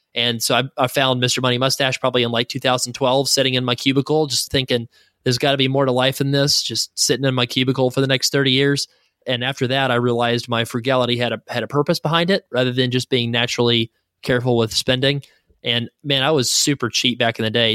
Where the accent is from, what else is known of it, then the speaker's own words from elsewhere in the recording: the South, United States; now in Saint Louis, United States; I'm from the South